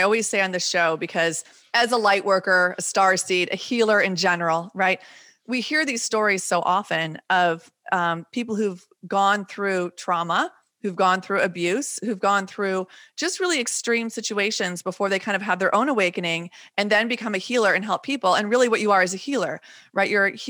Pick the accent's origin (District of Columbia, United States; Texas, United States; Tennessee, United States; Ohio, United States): Texas, United States; also born or lived in Wisconsin; I always say I'm either from Texas or Wisconsin, half and half. But coming from Texas, we went to Mexico all the time for holidays.